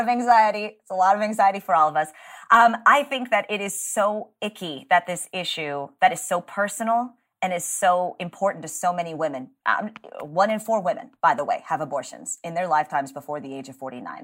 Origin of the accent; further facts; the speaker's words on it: Texas, United States; my home state